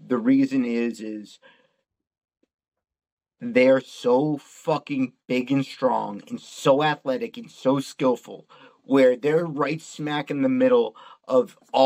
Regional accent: Boston, Massachusetts, United States; I'm from Boston

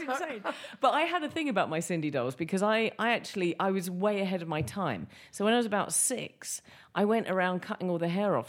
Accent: England, United Kingdom; I'm English

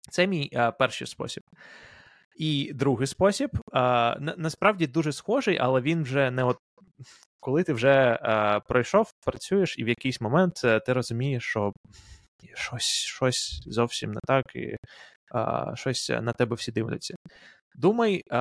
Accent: Ukraine; коли я з України пройшов інтерв'ю в Амазон

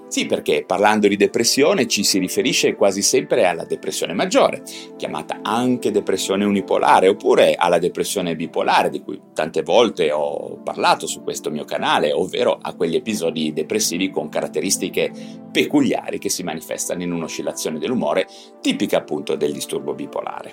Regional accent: Genoa, Liguria, Italy; io da genovese verace

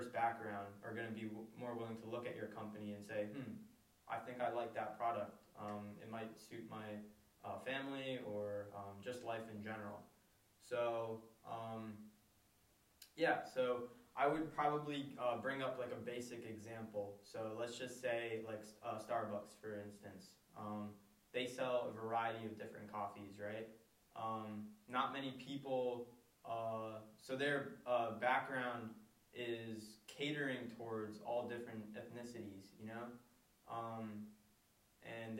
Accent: Pennsylvania, United States; I was born here and I was raised in America, in Pennsylvania

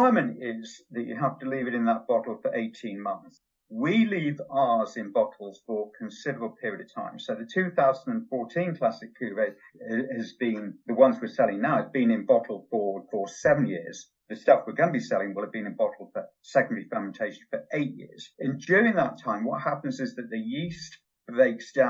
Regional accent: Yorkshire and the Humber, United Kingdom; now in Newbury, United Kingdom; Where I was brought up in Yorkshire, I was never allowed to watch television. I was sent out on the moors with the dogs

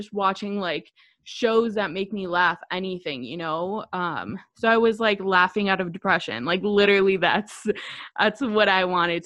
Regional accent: Chicago, Illinois, United States; I'm 24 years old. I'm from Chicago.

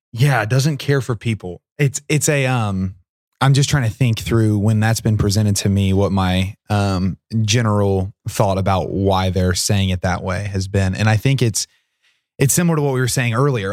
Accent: Portsmouth, Ohio, United States; Portsmouth's my hometown

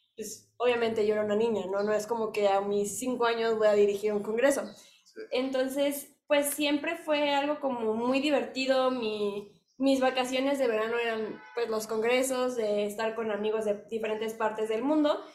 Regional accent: Mexico; somos mexicanos

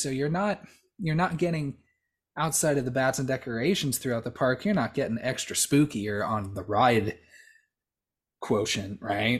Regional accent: Southern California, United States; I grew up in Southern California.

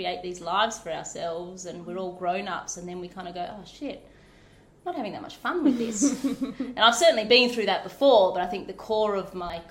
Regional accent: Pilbara, Western Australia, Australia; also born or lived in Shay Gap / Yarrie Station; now in Harvey, Australia; So I grew up in the Pilbara in mining towns

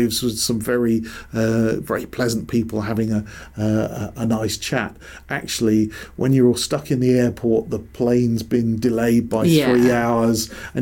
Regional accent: Lake District, North West England, United Kingdom; now in East Anglia, United Kingdom; I was brought up in the Lake District myself

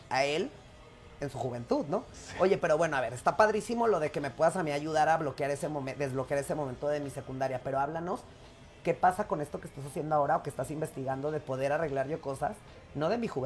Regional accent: Mexico; yo parezco egipcio y soy mexicano.

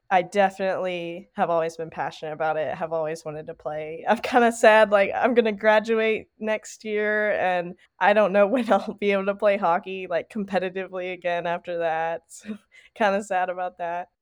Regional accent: Tennessee, United States; I'm from Tennessee

